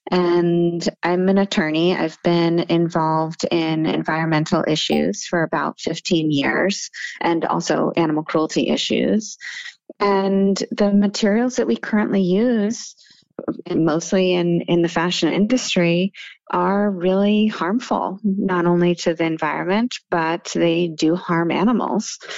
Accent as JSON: {"language": "English", "town": "Seattle", "region": "Washington", "country": "United States", "tie": "born there", "also_born_or_lived": "Massachusetts / Munich, Germany", "said": "I was born in Seattle, Washington. I spent quite a bit of time in Massachusetts. I actually lived in Munich, Germany for four years in, in middle school."}